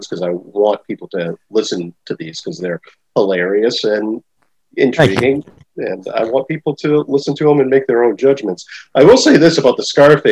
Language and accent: English; Maine, United States; I live in Maine